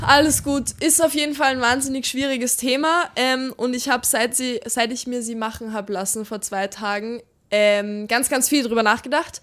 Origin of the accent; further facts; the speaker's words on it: Austria; Wir sind ganz gerade so in Österreich, wir sind am Land aufgewachsen